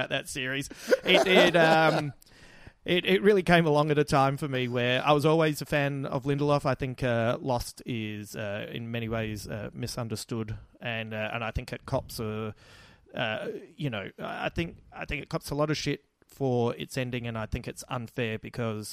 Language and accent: English; Adelaide, South Australia, Australia; accent: Adelaide; That's my little Adelaide accent